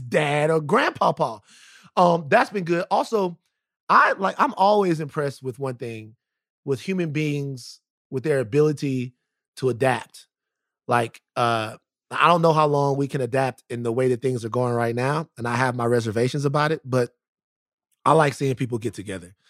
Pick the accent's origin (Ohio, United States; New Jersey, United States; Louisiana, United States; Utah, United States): Louisiana, United States; my home state